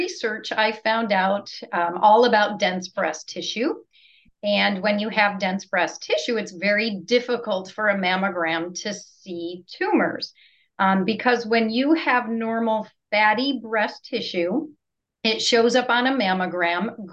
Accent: Buffalo, New York, United States; moved away as an adult; also born or lived in California; now in Rockledge, United States; I grew up in Western New York in freezing cold Buffalo area

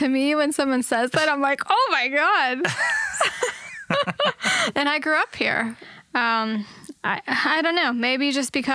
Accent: Pittsburgh, Pennsylvania, United States; our fellow Pittsburghers.

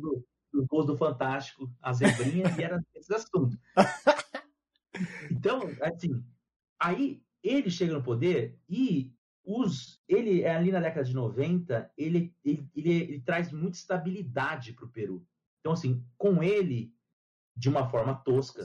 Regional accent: Brazil; eu sou brasileiro

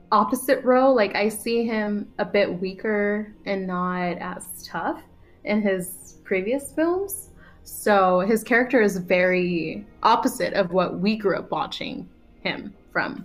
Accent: United States; I was born in America and I speak kind of funny in English

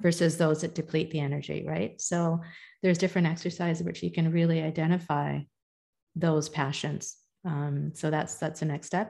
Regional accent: India; I'm I'm a Hindu. I'm in, I'm Indian

